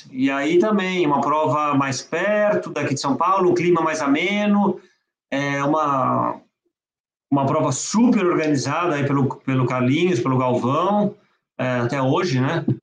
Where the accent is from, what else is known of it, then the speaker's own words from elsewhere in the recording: France; born there; minha família toda de parte de mãe é francesa, eu mesmo nasci, eu nasci na França, eu viajava muito para França